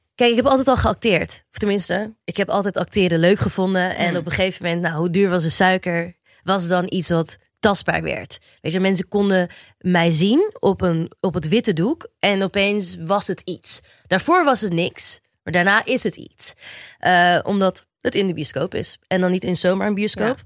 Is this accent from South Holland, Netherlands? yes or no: yes; Rotterdam, South Holland, Netherlands; now in Diemen, Netherlands; woon op dit moment in het pittoreske Diemen, maar het is altijd Rotterdam ah, West Side for life.